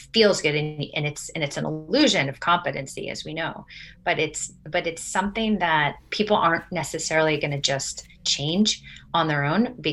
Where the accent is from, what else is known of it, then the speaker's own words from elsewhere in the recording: Vermont, United States; now in Washington, DC, United States; So we live in Washington, DC, in the district. And I'm from Vermont. So my parents are in Vermont still